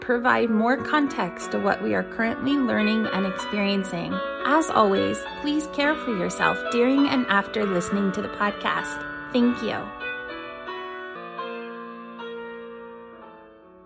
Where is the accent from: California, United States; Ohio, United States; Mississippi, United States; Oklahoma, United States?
Oklahoma, United States; moved away; growing up in Oklahoma